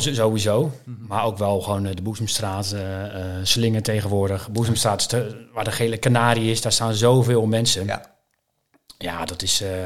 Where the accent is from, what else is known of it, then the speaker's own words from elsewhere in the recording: Maassluis, South Holland, Netherlands; Ik ben geboren en getogen in Maasluis woon ik al mijn hele leven.